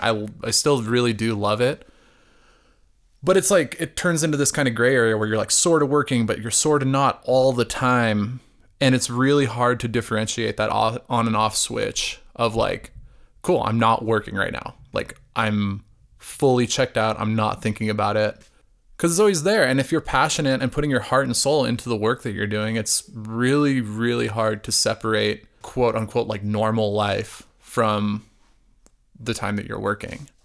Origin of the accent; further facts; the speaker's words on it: Arizona, United States; growing up in Arizona, my family was like you know, like lower class